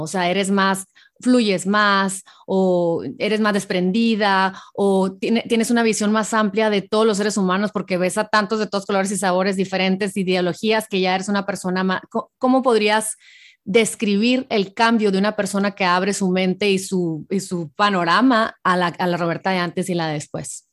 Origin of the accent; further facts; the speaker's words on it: Hermosillo, Sonora, Mexico; mi tierra, Hermosillo